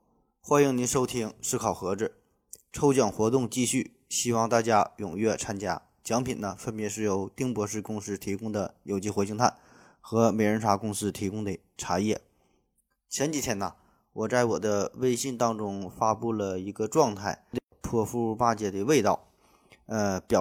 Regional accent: Northeast China, China; 用咱们东北话说

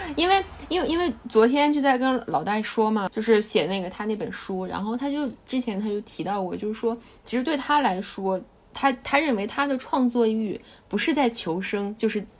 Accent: China; 我们中国人

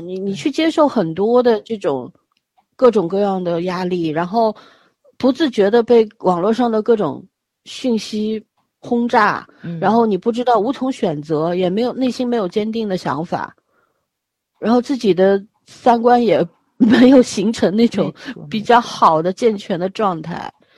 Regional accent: Beijing, China; moved away; 我小时候在北京长大的

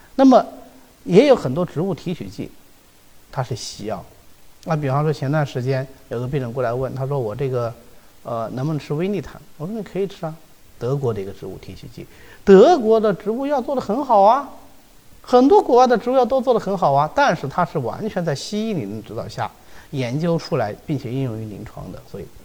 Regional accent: China; 我们中国人

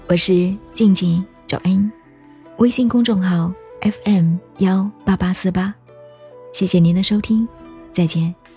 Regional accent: China; 我们中国人

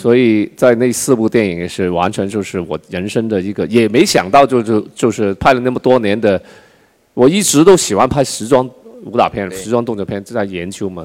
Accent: China; 我们中国

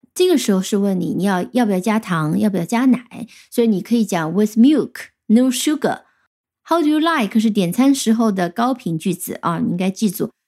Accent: China; 我们中国人

